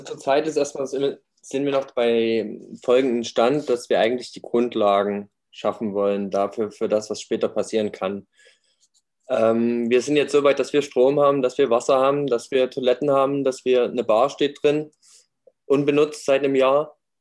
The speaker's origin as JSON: {"language": "German", "area": "near Leipzig", "region": "Saxony", "country": "Germany", "tie": "born or raised there", "said": "Ich bin auch aus der Nähe von, in der Nähe von Leipzig aufgewachsen, in der Kleinstadt"}